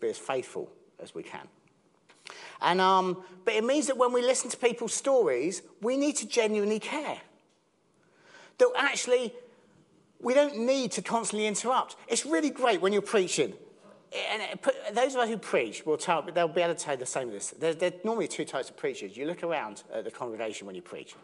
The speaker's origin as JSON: {"language": "English", "town": "Southampton", "region": "South East England", "country": "United Kingdom", "said": "I'm from Southampton"}